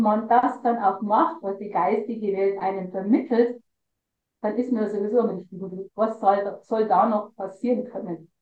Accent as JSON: {"language": "German", "region": "Lower Bavaria", "country": "Germany", "said": "ich war schon wirklich gut in der Kunstszene bei uns in Niederbayern dabei"}